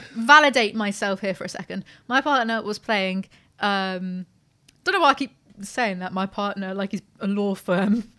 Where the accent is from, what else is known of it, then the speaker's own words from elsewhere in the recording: United Kingdom; We're British